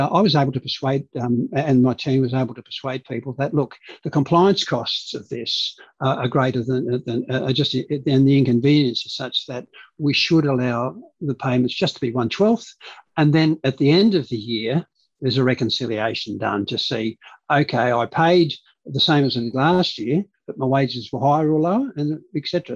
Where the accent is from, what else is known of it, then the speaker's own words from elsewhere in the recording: Hornsby, New South Wales, Australia; first language Dutch; English is a second language; also born or lived in Canberra; So we grew up in Hornsby